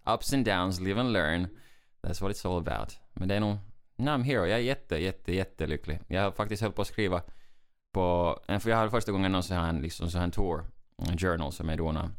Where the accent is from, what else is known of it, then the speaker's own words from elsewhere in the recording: Finland; i Finland säger vi alltid torille, som menar att, att uh, vi, går, vi går till stan, ut på gatan, vet, vi är stolta finnar